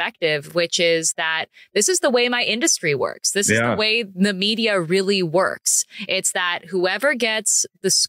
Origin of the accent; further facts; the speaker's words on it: United States; me being an American in Italy